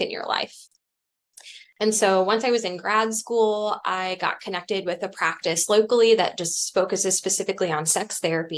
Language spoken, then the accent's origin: English; Cincinnati, Ohio, United States; I grew up here in Cincinnati